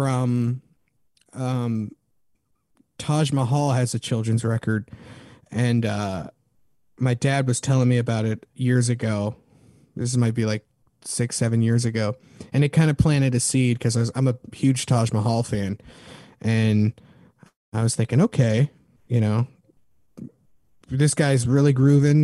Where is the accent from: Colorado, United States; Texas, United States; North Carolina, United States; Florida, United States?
Colorado, United States; Denver; now in San Jose, United States; I come from Denver, Colorado, and I come from a multi